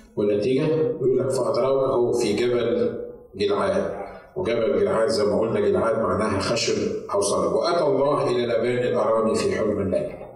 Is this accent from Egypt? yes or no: yes; Egypt; moved away as an adult; now in United States; تعالى من مصر انا بتكلم عن نفسي تعالى من مصر عشان استخدمك في امريكا